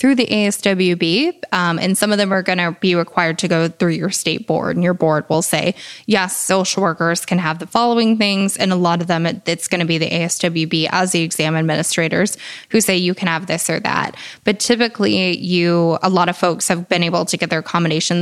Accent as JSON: {"language": "English", "region": "New Hampshire", "country": "United States", "said": "I'm from New Hampshire"}